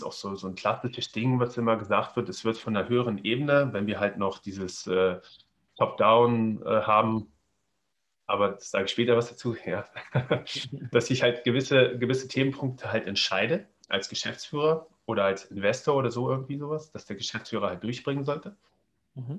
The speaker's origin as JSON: {"language": "German", "town": "Göttingen", "region": "Lower Saxony", "country": "Germany", "tie": "born or raised there", "said": "gebürtig äh, aus, aus äh, Göttingen, ja, das ist zwischen äh, ähm, nach Kassel und Hannover"}